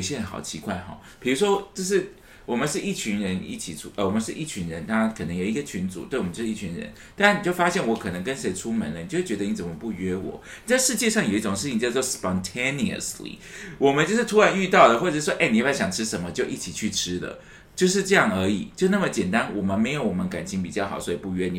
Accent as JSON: {"language": "Chinese", "country": "Taiwan", "accent": "Taiwanese Mandarin", "said": "我刚才是不是台湾国语？"}